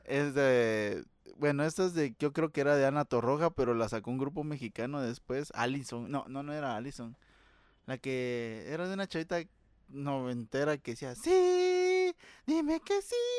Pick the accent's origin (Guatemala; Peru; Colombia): Guatemala; como chapín